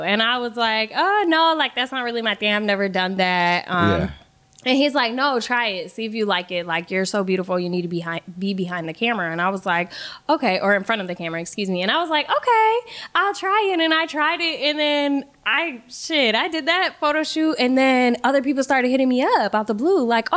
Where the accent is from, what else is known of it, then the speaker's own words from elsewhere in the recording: Kenosha, Wisconsin, United States; moved away; also born or lived in Milwaukee / Chicago; I'm from Kenosha. It's a really small town